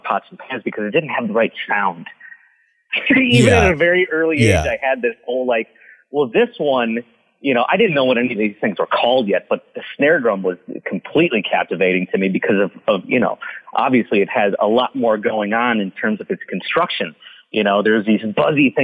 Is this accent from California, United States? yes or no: no; Carleton, Michigan, United States; moved away as an adult; now in Los Angeles, United States; I was born and raised in Southeast Michigan. Carlton was the small town